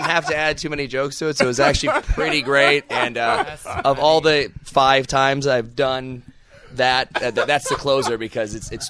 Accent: Cleveland, Ohio, United States; because we're both from Cleveland

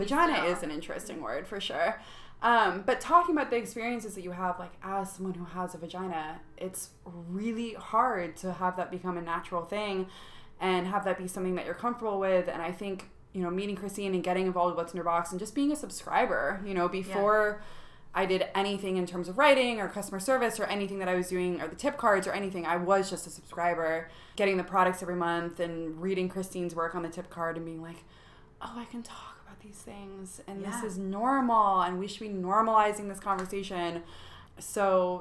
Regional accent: the Bay Area, California, United States; moved away as an adult; now in New York, United States; I grew up in the Bay Area

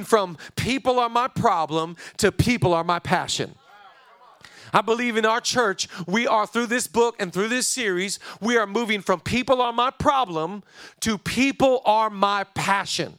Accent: Oak Harbor, Washington, United States; now in Los Angeles, United States; I grew up on a small island in the state of Washington. I grew up on Whidbey Island, one of the San Juan Islands

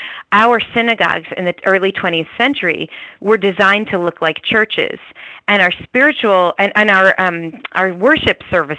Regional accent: New Jersey, United States; my town that I grew up in New Jersey

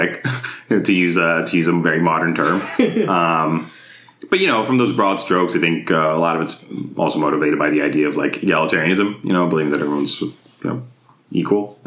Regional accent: Izmir, Turkey; also born or lived in Mississippi / Orange County, California; now in United States; So growing up in Turkey, I was like growing up in Izmir, which is like a city on the western coast of Turkey

